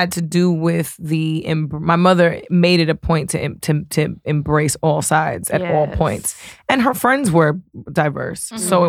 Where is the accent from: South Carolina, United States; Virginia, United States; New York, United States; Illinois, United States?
New York, United States; New York City; moved away as an adult; now in Los Angeles, United States; I grew up in New York City.